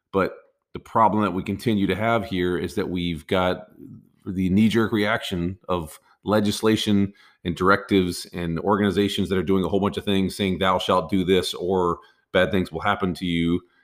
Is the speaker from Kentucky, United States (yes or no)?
no; Texas, United States; I'm from Texas